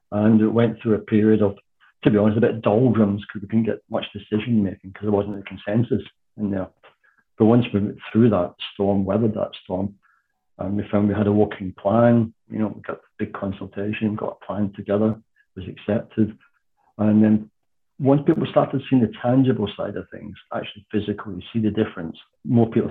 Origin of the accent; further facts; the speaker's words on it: Scotland, United Kingdom; moved away as an adult; also born or lived in North London; now in London, United Kingdom; like most Scots that come down here, I came down here for work in the 70s.